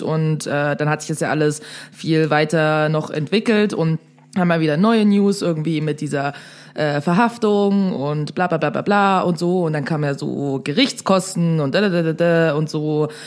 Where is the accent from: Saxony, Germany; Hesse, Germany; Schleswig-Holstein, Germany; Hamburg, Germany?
Saxony, Germany; Dresden; also born or lived in Berlin; da, wo ich herkomme, aka Dresden